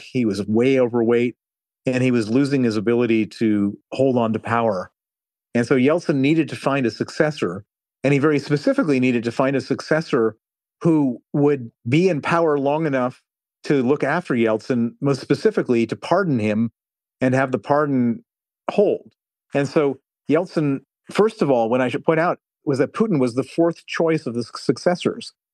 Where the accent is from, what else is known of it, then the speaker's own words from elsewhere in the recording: Chicago, Illinois, United States; moved away as an adult; also born or lived in Princeton, New Jersey / Palo Alto / London; I grew up in Chicago